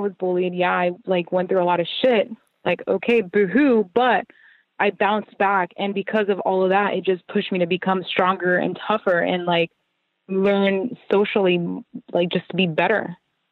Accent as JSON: {"language": "English", "country": "Puerto Rico", "tie": "born or raised there", "moved": "yes", "said": "where I grew up, like my home, like my heart and soul is like in Puerto Rico"}